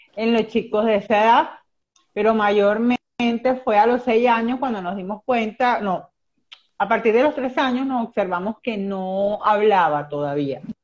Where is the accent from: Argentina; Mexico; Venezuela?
Venezuela; soy de Venezuela